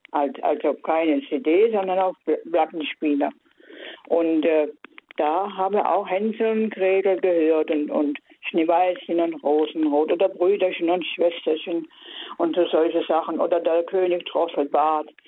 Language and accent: German; Baden-Württemberg, Germany; aus dem Schwarzwald.